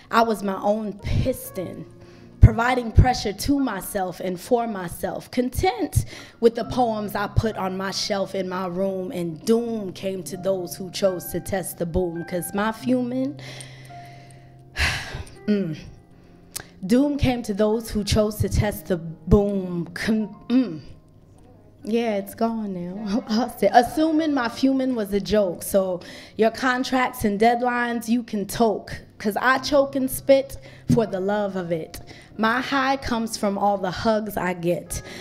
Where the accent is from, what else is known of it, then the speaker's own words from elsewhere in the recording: Greensboro, North Carolina, United States; also born or lived in Eswatini; I was born in Swaziland, uh, which is also known as the Kingdom of Eswatini. This is the only remaining absolute monarchy on the African continent. And when I was four years old, my parents decided that they wanted to move us to Greensboro, North Carolina